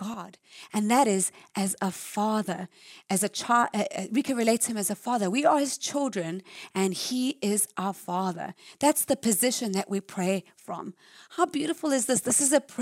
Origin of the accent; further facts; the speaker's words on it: South Africa; moved away as an adult; when I lived in South Africa, born and raised in South Africa.